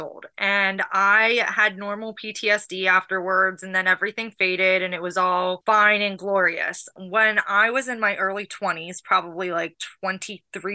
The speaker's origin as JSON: {"language": "English", "town": "Pittsburgh", "region": "Pennsylvania", "country": "United States", "tie": "born or raised there", "also_born_or_lived": "Los Angeles", "moved": "yes", "lives_now": "Sandy Springs, United States", "said": "I grew up in Pittsburgh, Pennsylvania"}